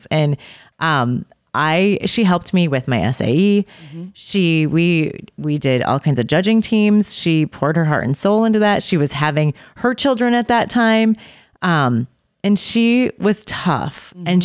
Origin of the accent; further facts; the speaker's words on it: Milton, Wisconsin, United States; Milton, Wisconsin. Yeah.